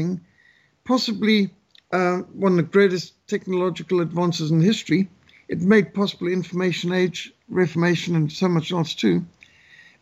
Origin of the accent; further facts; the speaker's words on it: Zimbabwe; I grew up in Rhodesia, which is a mostly rural country with animals all around